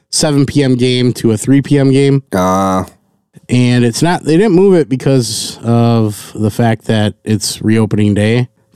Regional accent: Milwaukee, Wisconsin, United States; I'm a Bucks fan. By that, I mean, I'm from Milwaukee.

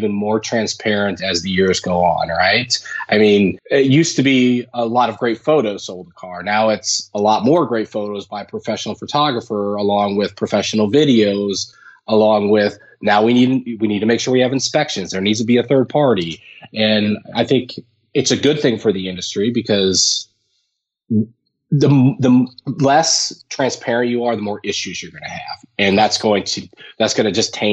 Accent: Phoenix, Arizona, United States; also born or lived in Minnesota, United States; I grew up in the Midwest. I was born in Minnesota, lived in Minnesota when I was younger. And then my dad had an opportunity to work with his brother down in Phoenix. And so we moved down there when I was probably, I think it was second grade, maybe third grade

